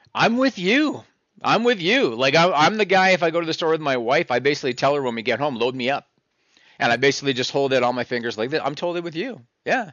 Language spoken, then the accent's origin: English; Canada; I'm Canadian, so I don't even think we have Trader Joe's up here